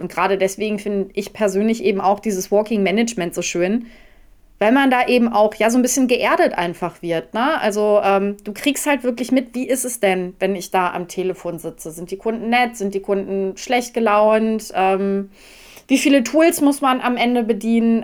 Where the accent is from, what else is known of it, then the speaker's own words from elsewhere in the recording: North Rhine-Westphalia, Germany; now in Ruhr area, Germany; Ich äh, bin gar nicht so weit von dir entfernt aufgewachsen, also Ostwestfalen